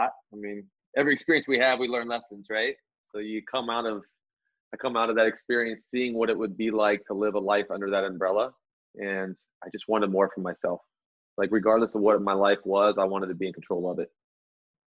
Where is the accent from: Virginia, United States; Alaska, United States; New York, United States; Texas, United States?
Alaska, United States; Anchorage; moved away; also born or lived in Las Vegas; Born and raised in Alaska, Anchorage, Alaska